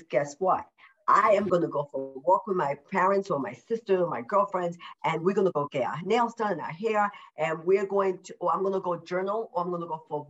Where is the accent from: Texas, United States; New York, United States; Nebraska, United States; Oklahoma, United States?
New York, United States; moved away; I'm a New Yorker, originally a New Yorker